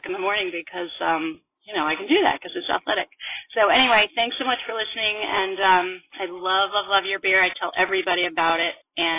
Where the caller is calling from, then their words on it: Vermont, United States; I'm calling from Vermont